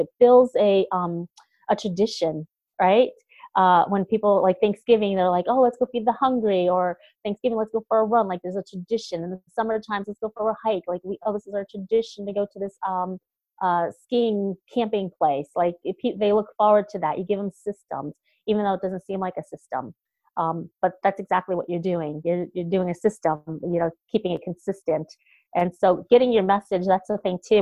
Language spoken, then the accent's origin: English; upstate New York, United States; also born or lived in Boston; this small town girl is going to do that here in Albany, New York